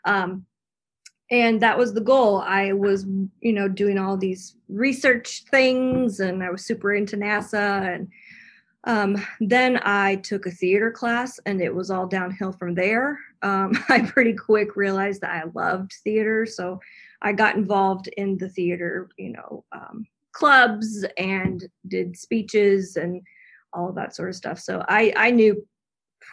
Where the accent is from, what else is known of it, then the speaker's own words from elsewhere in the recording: Tennessee, United States; I'm from Tennessee